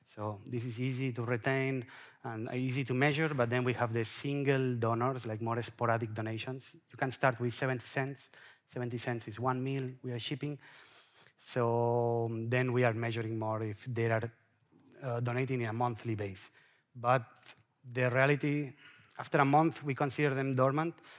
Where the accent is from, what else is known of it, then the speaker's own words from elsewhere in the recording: Mallorca, Balearic Islands, Spain; I'm from Mallorca